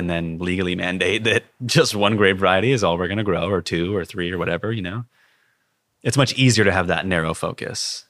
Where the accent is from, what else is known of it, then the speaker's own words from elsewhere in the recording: Fairfield, California, United States; I was born and raised in Fairfield and spent all my adolescence there